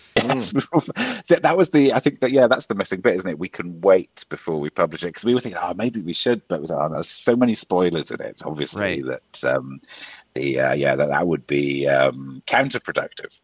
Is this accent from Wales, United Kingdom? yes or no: yes; Wales, United Kingdom; now in Ireland; I'm from Wales originally, and I'm living in Ireland at the moment.